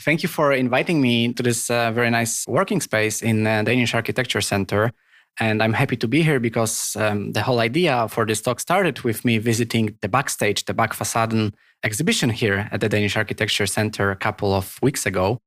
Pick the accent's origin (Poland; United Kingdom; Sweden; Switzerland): Poland; first language Polish; English is a second language; now in Copenhagen, Denmark; Polish, which is my native language